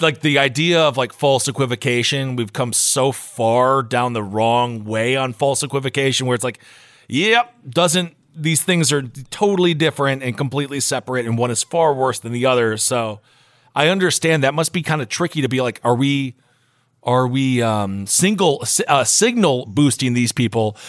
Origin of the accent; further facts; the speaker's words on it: Wisconsin, United States; moved away; I'm from Wisconsin